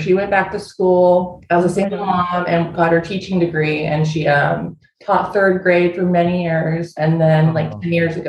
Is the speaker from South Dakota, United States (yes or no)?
no; Los Osos, California, United States; I grew up in Los Osos.